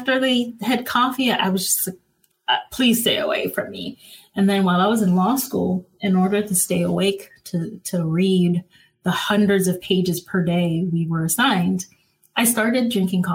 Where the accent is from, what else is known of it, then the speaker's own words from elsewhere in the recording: Cap-Haïtien, Nord, Haiti; also born or lived in Florida, United States / Ohio, United States; now in Los Angeles, United States; growing up in Haiti